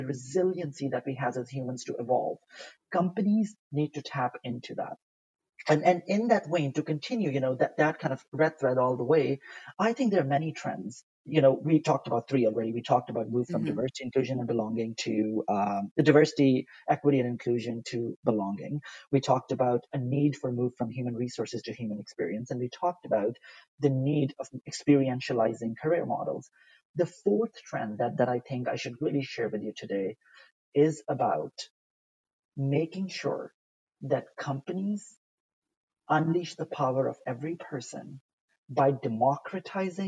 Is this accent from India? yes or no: no; Pakistan; English is a second language; moved away; also born or lived in United States / Italy; Growing up in Pakistan, I once went to a Catholic school, and we're not Catholic